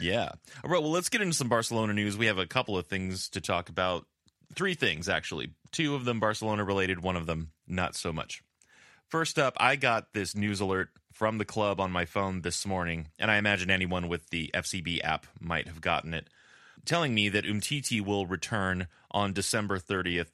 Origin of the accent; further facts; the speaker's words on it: California, United States; accent: California; I've really been working on my my Spanish accent uh, without sacrificing my California accent